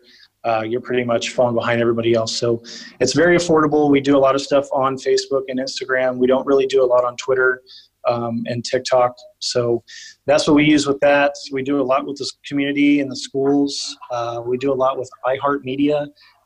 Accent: New Braunfels, Texas, United States; also born or lived in San Marcos, Texas / San Antonio, Texas; I was born and raised in New Braunfels, Texas

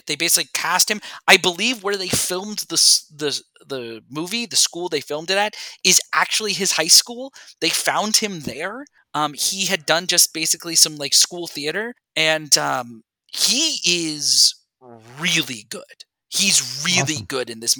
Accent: Connecticut, United States; I enjoy Connecticut and my home state

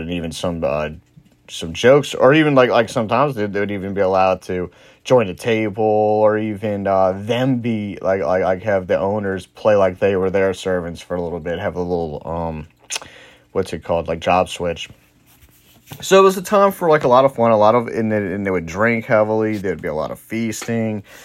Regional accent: New Orleans, Louisiana, United States; I'm from New Orleans. I'm from Louisiana.

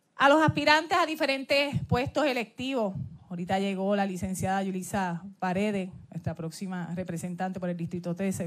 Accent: Jayuya, Puerto Rico; cada día me levanto desde mi tierra alta, Jayuya

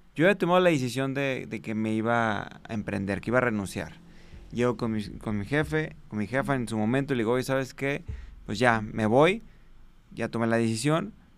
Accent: Guadalajara, Jalisco, Mexico; soy originado de Guadalajara, Jalisco, Aquí fue donde empezamos

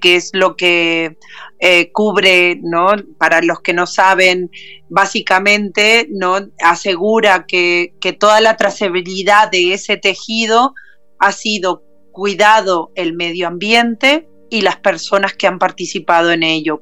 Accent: Uruguay; now in Barcelona, Spain; soy uruguaya, radicada en Barcelona

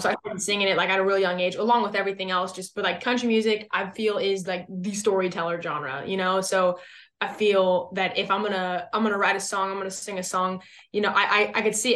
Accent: West Coast, United States; now in Texas, United States; I'm originally from the West Coast. So I, I mean, I grew up around, like, you know, some, like, legit beaches.

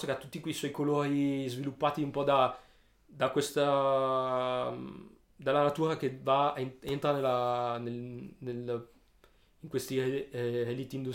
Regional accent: Alessandria, Piedmont, Italy

